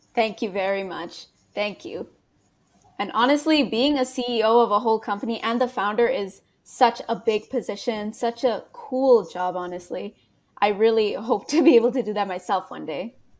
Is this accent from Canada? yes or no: yes; Canada; I'm a Canadian high school student